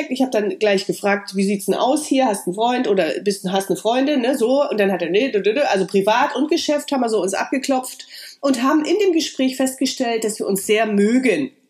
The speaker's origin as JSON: {"language": "German", "region": "East Germany", "country": "Germany", "said": "Und vielleicht war das auch mein Ossi-Charakter"}